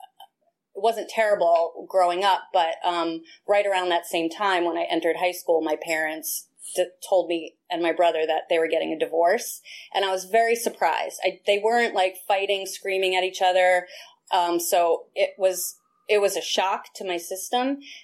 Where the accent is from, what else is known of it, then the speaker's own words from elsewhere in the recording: Westchester, New York, United States; I'm originally from New York. I grew up in Westchester, which is the suburbs of New York City